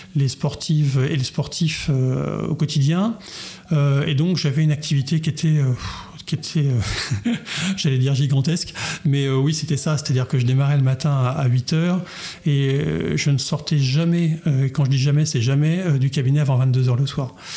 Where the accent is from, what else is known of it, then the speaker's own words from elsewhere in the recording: Chartres, Centre-Val de Loire, France; je, suis un chartrain de pure souche, puisque je suis né à Chartres, j'ai grandi